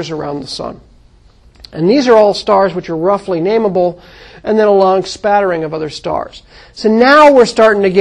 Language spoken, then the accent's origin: English; United States; moved away; When I was growing up in the Mojave Desert, I could see the Milky Way out of my backyard